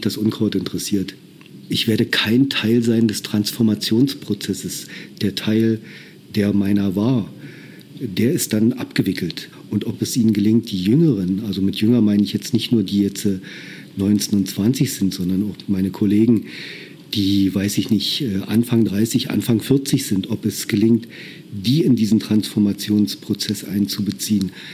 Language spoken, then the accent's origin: German; Lusatia, Germany; Das hier ist meine Heimat.